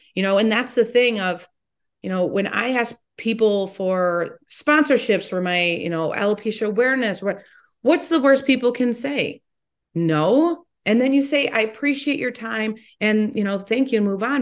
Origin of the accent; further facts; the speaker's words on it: Toledo, Ohio, United States; I am from Toledo